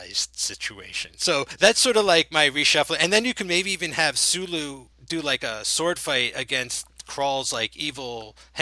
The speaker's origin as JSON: {"language": "English", "region": "New Jersey", "country": "United States", "said": "we're both from New Jersey"}